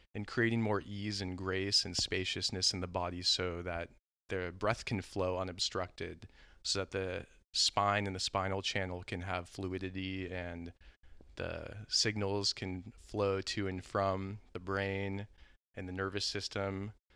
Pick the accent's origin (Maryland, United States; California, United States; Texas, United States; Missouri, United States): California, United States; Southern; I grew up in Southern California